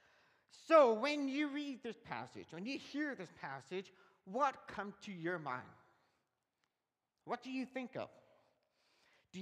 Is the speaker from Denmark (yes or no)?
no; Canada; I am a Canadian citizen. I was born in Canada, and I belong in Canada because that's where I grew up